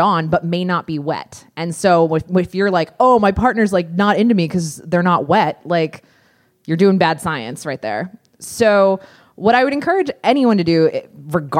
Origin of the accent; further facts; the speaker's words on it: Pennsylvania, United States; I grew up in Pennsylvania